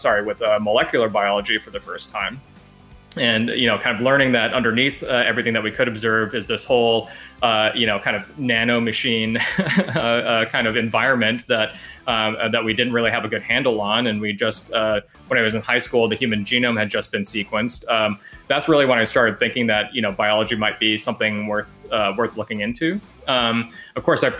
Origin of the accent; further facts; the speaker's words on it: Alaska, United States; I grew up in Alaska, and the reason that I grew up in Alaska was, my parents were teachers